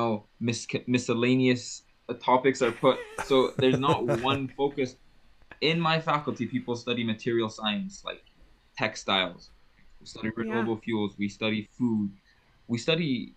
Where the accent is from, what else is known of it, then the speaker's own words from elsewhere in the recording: Libya; moved away as an adult; also born or lived in Malaysia; now in Alberta, Canada; I was born and raised in North Africa, in Libya